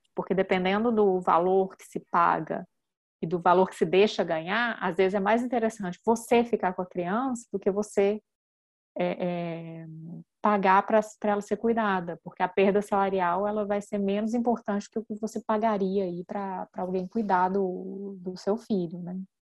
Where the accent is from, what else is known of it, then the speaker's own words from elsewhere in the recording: Minas Gerais, Brazil; moved away as an adult; now in France; eu sou de Minas, meu marido é capixaba